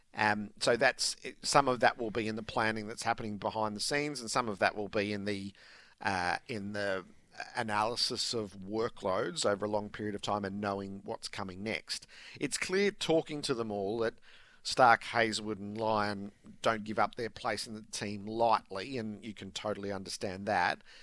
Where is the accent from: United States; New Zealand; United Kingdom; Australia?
Australia; as an Australian sporting public